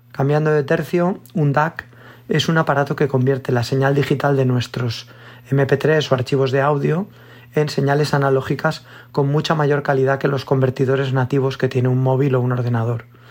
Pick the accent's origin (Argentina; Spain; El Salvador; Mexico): Spain; Valencia, Valencian Community; soy de Valencia